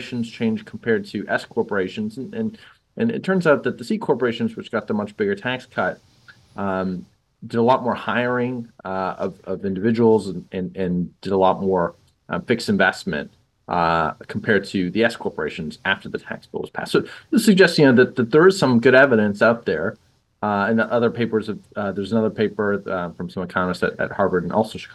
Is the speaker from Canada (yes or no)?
yes; Toronto, Ontario, Canada; I grew up in Toronto